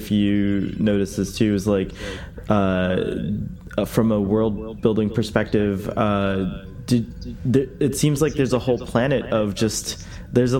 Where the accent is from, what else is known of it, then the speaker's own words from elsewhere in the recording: United States; here in America